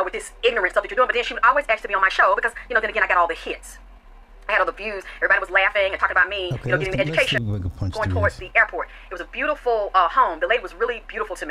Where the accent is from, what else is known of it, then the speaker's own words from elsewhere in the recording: the South, United States; I was taught from the South